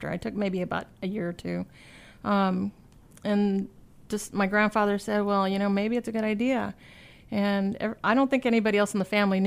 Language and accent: English; San Antonio, Texas, United States; moved away; I'm originally from San Antonio, Texas, born and raised